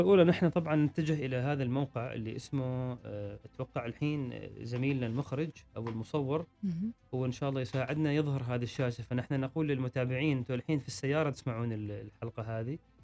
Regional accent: Oman; عندنا في عمان

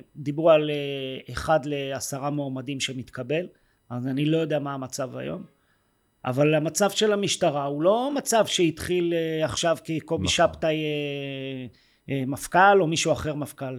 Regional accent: Yehud, Central District, Israel; also born or lived in Jerusalem; גדלתי ביהוד אה, רוב השנים

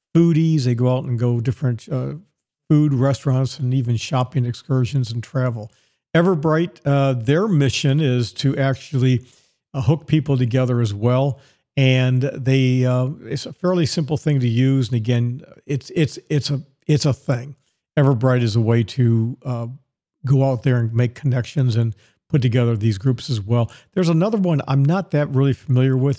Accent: Dallas, Texas, United States; moved away; also born or lived in Tampa, Florida; My hometown is Dallas, Texas

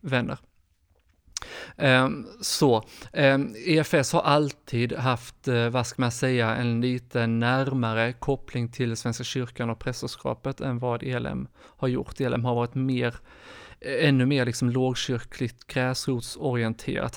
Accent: Skåne, Sweden; moved away as an adult; now in Stockholm, Sweden; Jag är född och uppvuxen i Skåne men bor sedan snart tio år tillbaka i Stockholm

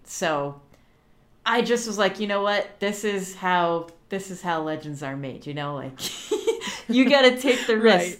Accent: Orlando, Florida, United States; I grew up in Orlando, Florida.

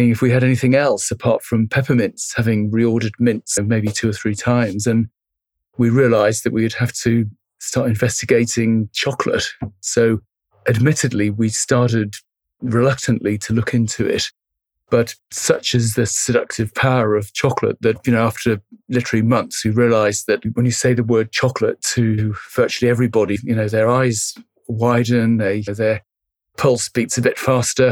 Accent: Barbados; moved away; also born or lived in France; the time that I grew up living in Barbados

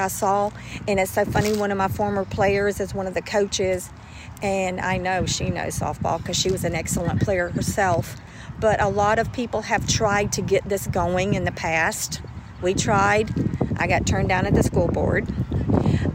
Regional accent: Gallatin, Tennessee, United States; my hometown, where I played and loved to play

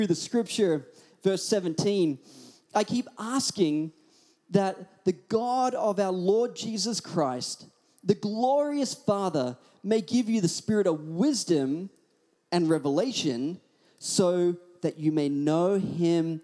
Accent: Australia; accent: Australian; also born or lived in Hawaii; I'd always put on my thickest Australian accent

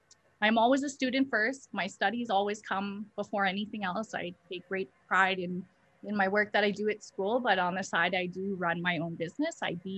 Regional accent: Fort Smith, Northwest Territories, Canada; also born or lived in Hay River, Northwest Territories; now in Calgary, Canada; I was born in Hay River, Northwest Territories. I was raised in Fort Smith, Northwest Territories. I currently reside in Malkinstis, Treaty 7 territory. I'm a visitor here.

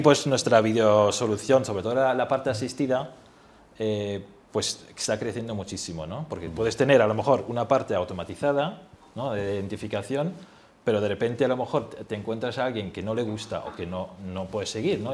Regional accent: Germany; now in Spain; siendo alemán

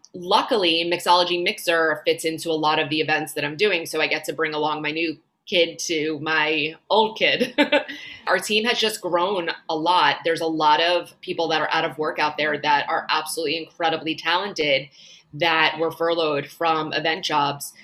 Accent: Long Island, New York, United States; moved away as an adult; also born or lived in Boca Raton, Florida; now in Miami, United States; I'm originally from New York. I grew up on Long Island.

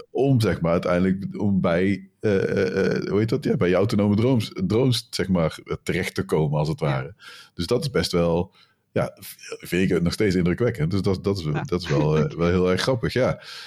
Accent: North Brabant, Netherlands; ik kom uit Brabant

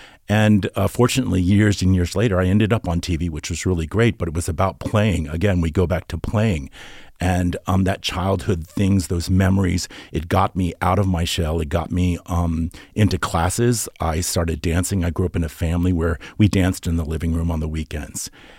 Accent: Norfolk, Virginia, United States; I'm from Norfolk, Virginia. My dad was in the Navy, and we were in, I grew up in this small little town

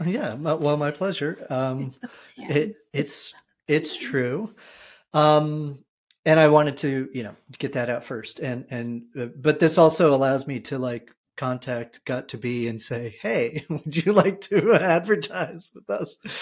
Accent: New Jersey, United States; moved away as an adult; also born or lived in Texas; now in Vermont, United States; I'm from New Jersey

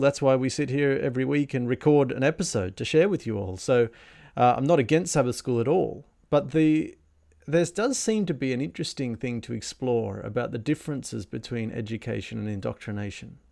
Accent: Australia; also born or lived in Germany; now in Sydney, Australia; as an Australian growing up, the idea of wearing socks inside your sandals seemed a ludicrous and laughable idea

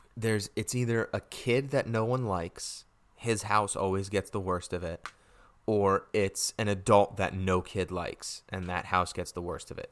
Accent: Connecticut, United States; my home state of Connecticut

